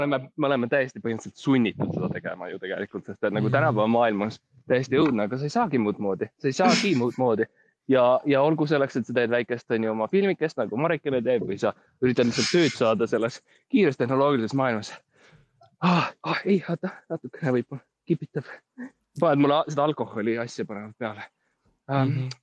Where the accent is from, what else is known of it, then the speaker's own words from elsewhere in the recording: Estonia; ma olen ikkagi eestlane